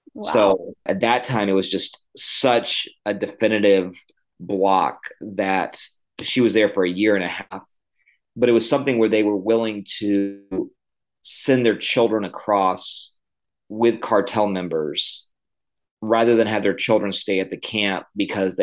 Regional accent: Illinois, United States; moved away; also born or lived in the South (US) / Costa Rica / Greenville, South Carolina; I was born in the South. I grew up in the Midwest in Illinois, and then I came back to the South.

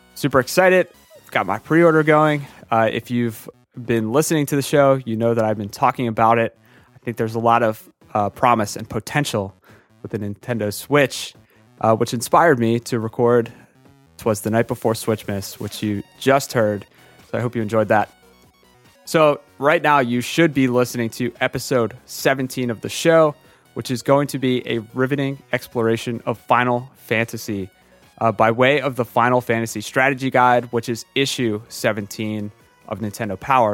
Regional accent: Philadelphia, Pennsylvania, United States; I'm from Philadelphia

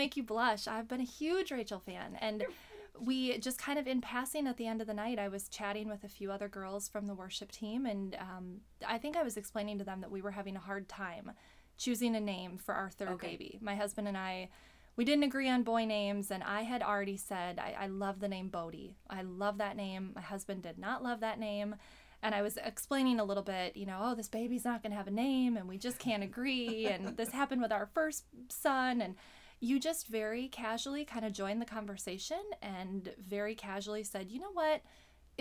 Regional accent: Waukesha, Wisconsin, United States; I grew up in Waukesha.

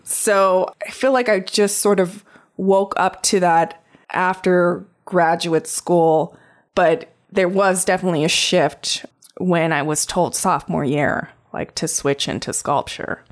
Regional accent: Crow Indian Reservation, Montana, United States; I grew up on the Crow Indian Reservation.

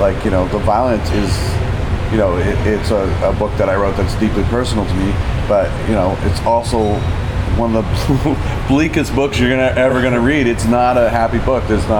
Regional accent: Oshawa, Ontario, Canada; also born or lived in Toronto / Kelowna; now in Vancouver, Canada; I was born in Toronto, but I grew up in Oshawa.

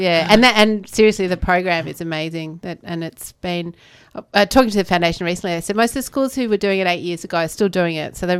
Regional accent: Melbourne, Victoria, Australia; And it wasn't something that I'd been as conscious of growing up in Melbourne.

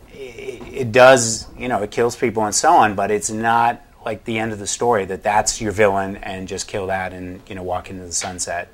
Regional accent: New England, United States; I grew up in New England

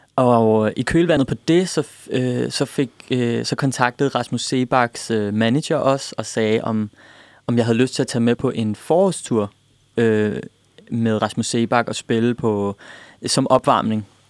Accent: Denmark; jeg er født i Danmark, opvokset i Danmark

